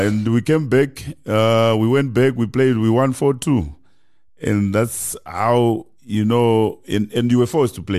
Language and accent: English; Kadoma, Mashonaland West, Zimbabwe; moved away as an adult; now in South Africa; I grew up in Zim in a small, you know, town called, uh, Kadoma.